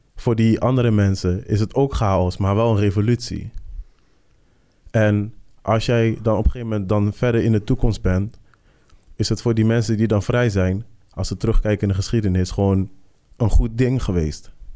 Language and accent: Dutch; Netherlands; als wij hier als Nederlanders